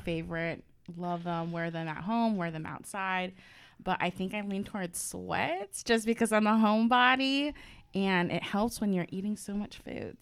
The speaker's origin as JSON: {"language": "English", "town": "San Diego", "region": "California", "country": "United States", "moved": "yes", "lives_now": "Washington, D.C., United States", "said": "I'm originally from San Diego."}